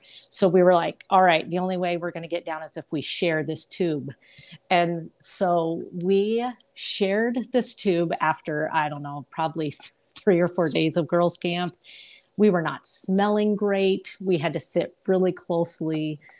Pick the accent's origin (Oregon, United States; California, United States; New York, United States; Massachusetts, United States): New York, United States; Hudson; born there; also born or lived in Albany / West Palm Beach; So I was born in Hudson, New York. And we lived there. Then we moved over to Albany, New York.